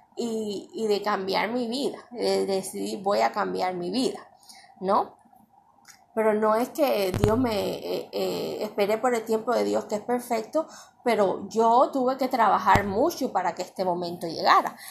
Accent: Cuba; moved away; mi pueblo de Cuba

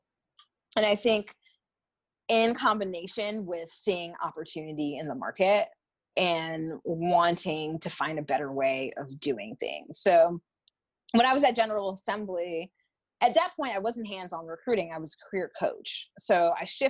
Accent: North Carolina, United States; moved away as an adult; also born or lived in New York; I grew up in North Carolina, but I moved to the city at the young age of 20

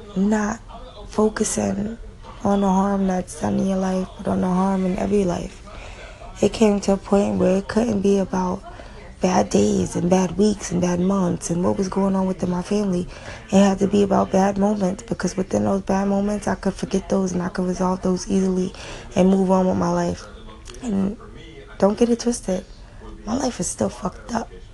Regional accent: New York City, New York, United States; I grew up in New York City public schools

